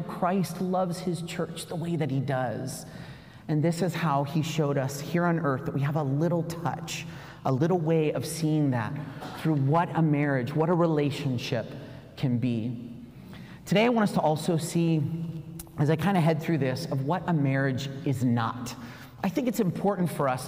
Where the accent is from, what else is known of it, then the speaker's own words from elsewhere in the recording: South Carolina, United States; I came from South Carolina